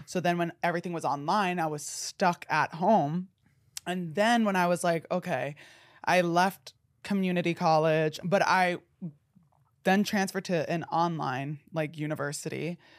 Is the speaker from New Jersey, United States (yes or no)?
yes; New Jersey, United States; I'm from New Jersey